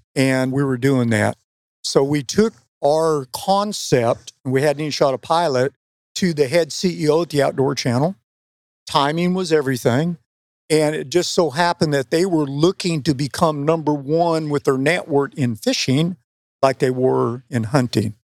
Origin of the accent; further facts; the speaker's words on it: West Coast, United States; moved away; I grew up on the West Coast